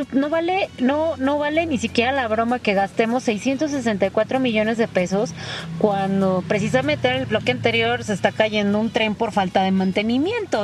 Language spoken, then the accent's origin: Spanish; Mexico; somos mexicanos